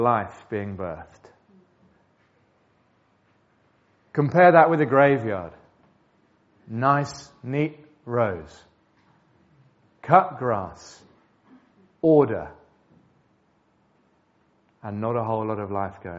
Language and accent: English; England, United Kingdom; We're English